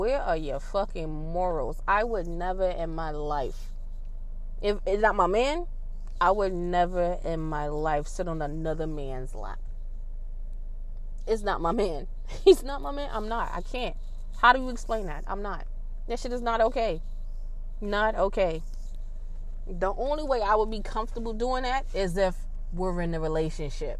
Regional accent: New York City, New York, United States; I grew up in Queensbridge in Southside Jamaica

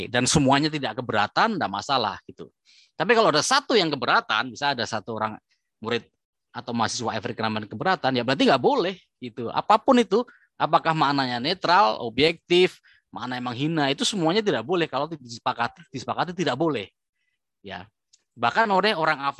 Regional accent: Indonesia; kalau misalnya kita saya orang Asia ini ya, orang Indonesia gitu.

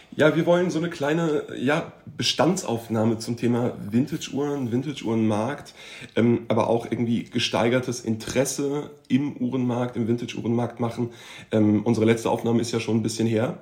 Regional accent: Frankfurt, Hesse, Germany; ich bin ja eigentlich äh, gebürtiger Frankfurter

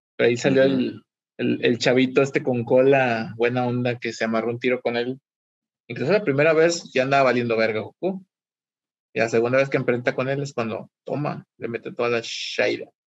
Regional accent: Mexico; como buenos mexicanos que somos

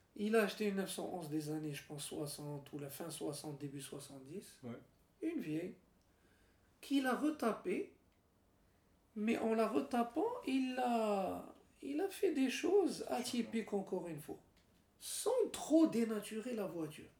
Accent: Morocco; also born or lived in Switzerland; on est marocain

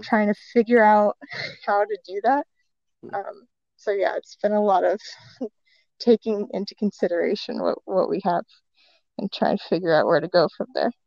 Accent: Saratoga Springs, New York, United States; moved away as an adult; also born or lived in Savannah, Georgia; now in Brooklyn, United States; I'm from Saratoga

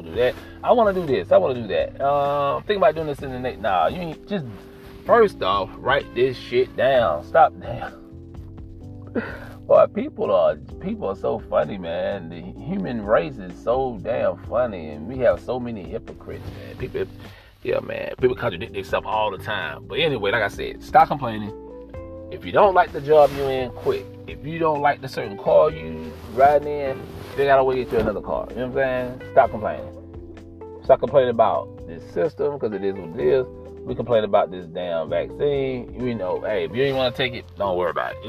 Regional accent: United States; as American citizens

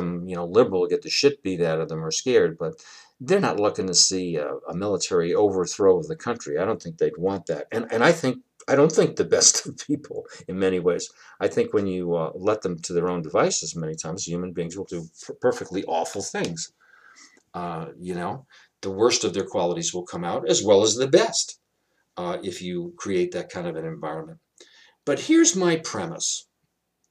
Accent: New York City, New York, United States; growing up in Brooklyn, New York

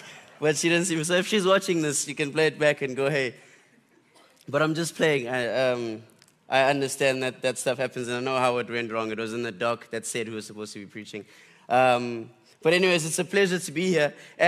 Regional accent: Butterworth, Eastern Cape, South Africa; now in KwaZulu-Natal, South Africa; And I'm from the Eastern Cape. But yeah, Eastern Cape. So I'm born in a small town called Butterworth. I spent a lot of time in the Bundus in Willowvale.

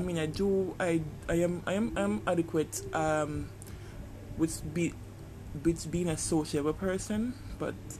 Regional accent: Jamaica; It's a third world country, as you can tell by my accent. I'm Jamaican

